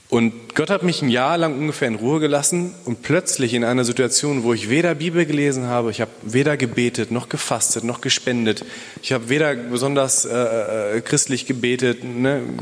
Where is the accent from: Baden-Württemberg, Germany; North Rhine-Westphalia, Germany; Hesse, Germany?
North Rhine-Westphalia, Germany; Bielefeld; hallo, ich komme aus Bielefeld.